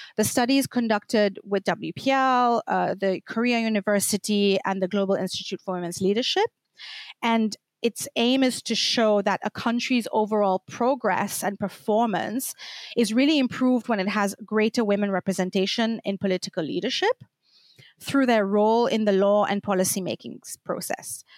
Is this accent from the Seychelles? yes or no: yes; Seychelles; moved away as an adult; also born or lived in Belgium; now in Brussels, Belgium; I'm from the Seychelles Islands. I've been living in Belgium for over a decade now